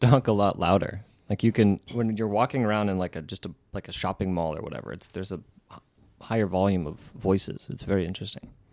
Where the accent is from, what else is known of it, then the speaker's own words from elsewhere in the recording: West Coast, United States; moved away; also born or lived in Japan; my city, my hometown is, like, I think eighty-five years old, maybe.